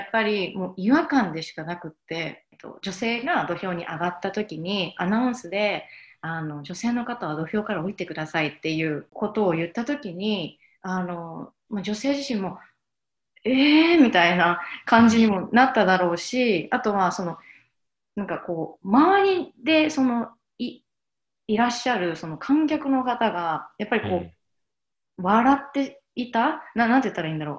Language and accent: Japanese; Ehime, Japan; 私の実家は愛媛にあるんですけど、で、愛媛のすごく田舎のところで